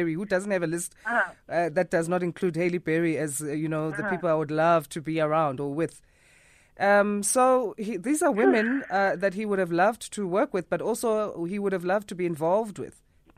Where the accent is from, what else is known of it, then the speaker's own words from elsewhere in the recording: Durban, KwaZulu-Natal, South Africa; I'm from Durban. Hi, guys. I'm South African.